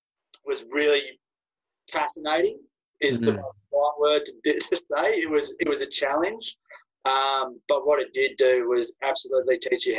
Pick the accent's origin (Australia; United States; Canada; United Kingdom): Australia; being Australian over there is that I had nothing to gain from any actions.